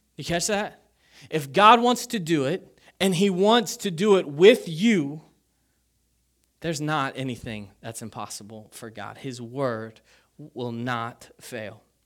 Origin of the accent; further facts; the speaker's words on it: Kentucky, United States; I grew up in Kentucky